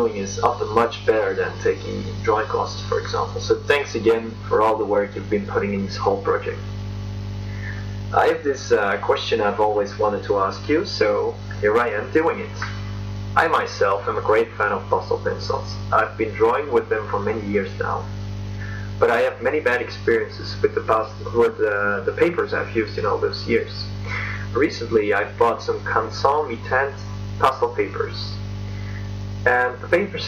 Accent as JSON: {"language": "English", "country": "Belgium", "said": "I'm from Belgium"}